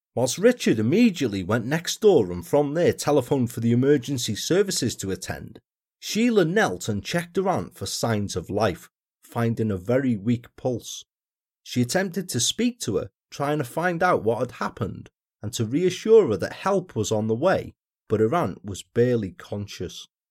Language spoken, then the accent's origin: English; Wales, United Kingdom; my home country, down to South Wales